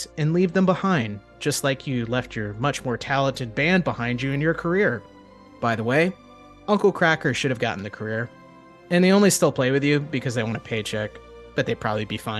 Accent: Northeast Florida, United States; I was born and raised in Northeast Florida

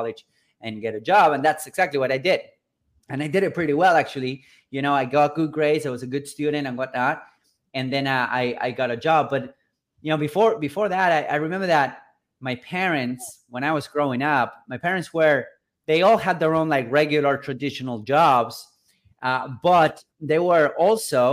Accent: Buenos Aires, Argentina; I'm originally from Buenos Aires, from Argentina and South America, right? I was born and raised here in a kind of a middle-class family in a third world country

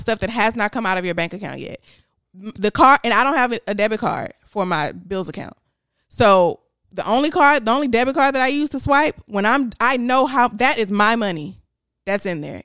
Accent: Houston, Texas, United States; I was from Houston

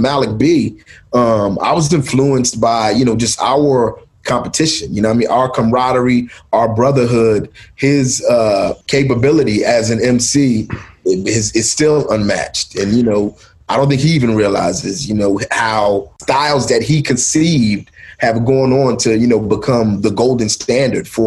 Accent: Philadelphia, Pennsylvania, United States; I was born in Mount Airy. And, I moved to South Philly when I was, eight or nine years old.

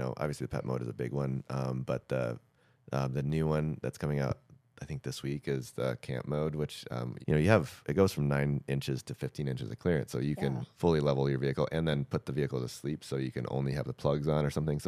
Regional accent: Michigan, United States; I grew up in Michigan on dirt roads and stuff

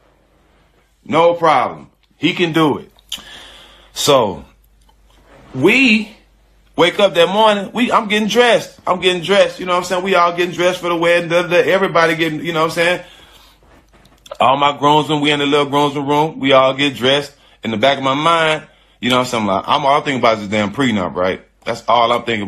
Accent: Port Arthur, Texas, United States

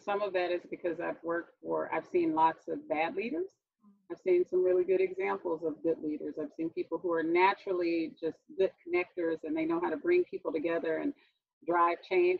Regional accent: Houston, Texas, United States; I'm from Houston, Texas. I'm in Houston right now

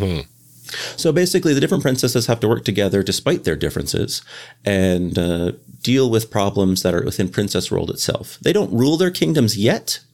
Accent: Canada; moved away as an adult; now in Boston, United States

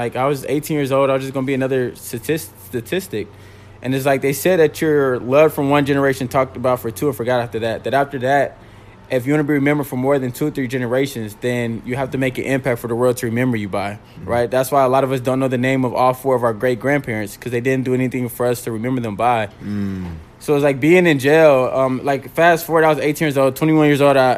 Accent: Indianapolis, Indiana, United States; I'm from Indianapolis

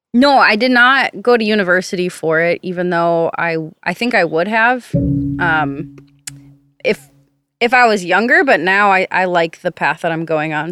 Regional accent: Minneapolis, Minnesota, United States; now in Central Texas, United States; I grew up in Minneapolis, Minnesota.

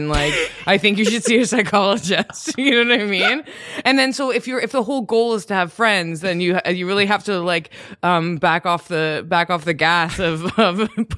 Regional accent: Canada; moved away as an adult; also born or lived in Toronto; now in New York, United States; I'm from Canada

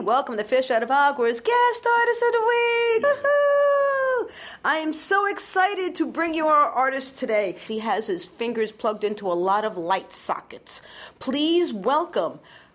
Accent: New York City, New York, United States; I grew up in the Bronx

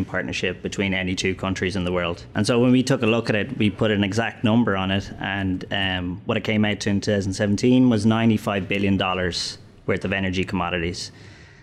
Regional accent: Ireland; moved away as an adult; also born or lived in London / Dublin / Copenhagen; now in United States; I'm from Ireland

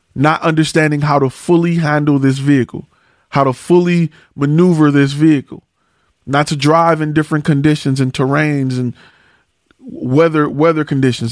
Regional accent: Detroit, Michigan, United States; I'm from Detroit

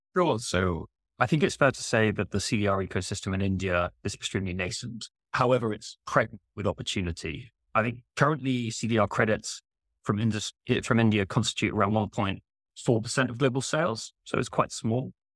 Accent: United Kingdom; as a Brit

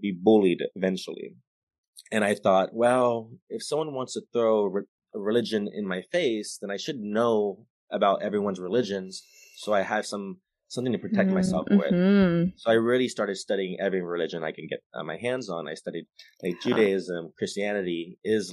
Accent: Stockton, California, United States; also born or lived in Santa Barbara, California; born and raised in Stockton, California, grew up in private Catholic school

